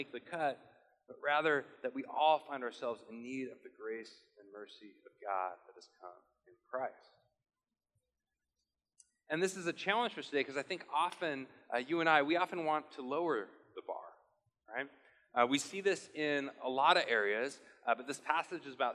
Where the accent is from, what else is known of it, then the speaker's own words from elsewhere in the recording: Portland, United States; I'm from Portland